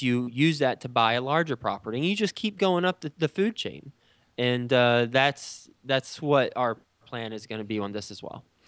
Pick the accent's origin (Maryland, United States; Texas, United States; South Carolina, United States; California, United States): Texas, United States; moved away as an adult; also born or lived in New York City; now in Cincinnati, United States; I'm from Texas. I grew up in Texas